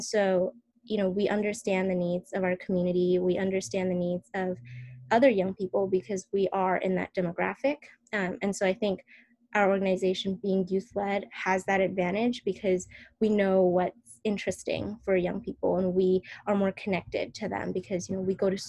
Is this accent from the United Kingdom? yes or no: no; San Francisco Bay Area, California, United States; growing up in the San Francisco Bay Area